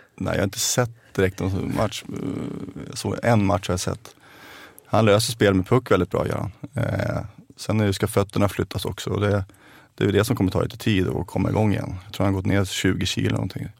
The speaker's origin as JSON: {"language": "Swedish", "town": "Stockholm", "region": "Stockholm County", "country": "Sweden", "tie": "born or raised there", "also_born_or_lived": "Vega, Haninge", "said": "Hemma är eh, fortfarande Rågsved där jag växte upp"}